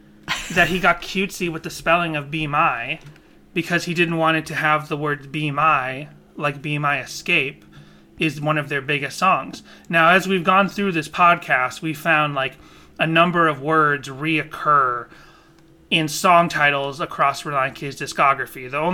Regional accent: Boston, Massachusetts, United States; I grew up in Boston, and I was shocked to learn that Christian Science started in Boston, and I'm from Boston

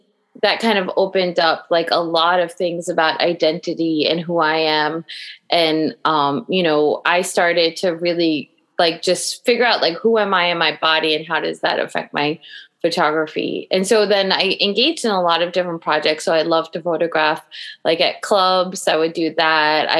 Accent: Long Island, New York, United States; me growing up on Long Island

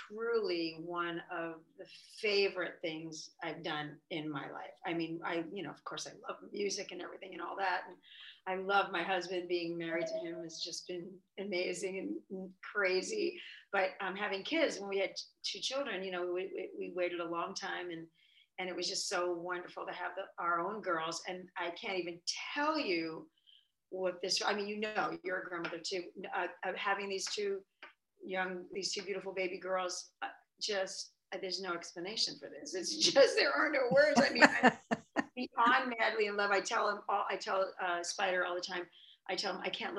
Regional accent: Lindenhurst, New York, United States; also born or lived in Greenpoint, Brooklyn; I was born in Greenpoint and I lived there till I was 3, and then we moved out to Long Island to Lindenhurst

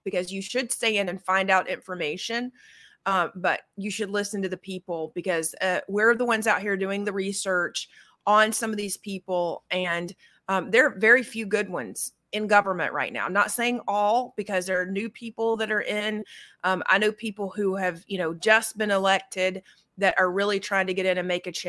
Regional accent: Georgia, United States; I'm from Georgia

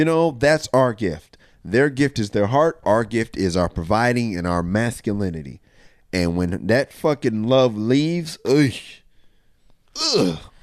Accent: Rialto, California, United States; I'm from Rialto, California

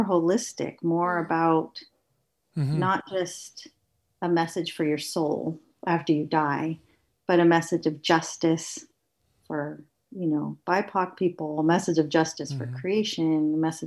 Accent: United States; moved away as an adult; now in Canada; I'm from the States

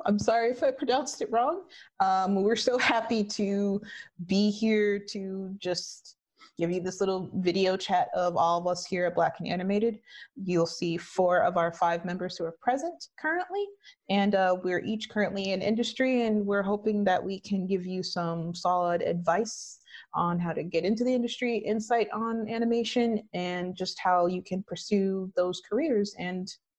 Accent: Illinois, United States; moved away; I'm originally from Illinois, but then I made the great migration out west.

